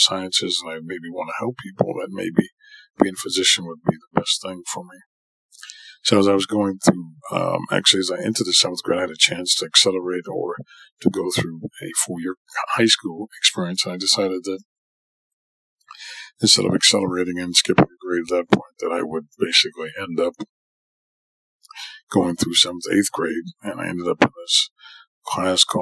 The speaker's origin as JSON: {"language": "English", "town": "New York City", "region": "New York", "country": "United States", "tie": "born or raised there", "also_born_or_lived": "San Francisco, California", "moved": "as an adult", "lives_now": "California, United States", "said": "I grew up in Jamaica, Queens. I'm originally a New Yorker."}